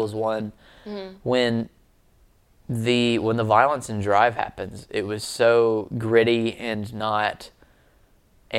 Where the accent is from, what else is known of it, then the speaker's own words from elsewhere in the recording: Alabama, United States; I'm from Alabama and culture moves much slower in Alabama.